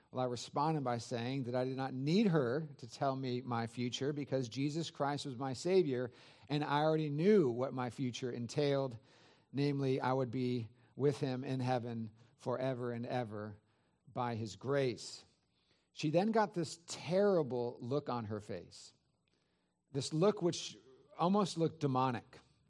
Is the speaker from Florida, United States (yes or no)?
no; Santa Clara Valley, California, United States; it was exciting to be back in the area that I grew up in the San Francisco Bay Area, Santa Clara Valley.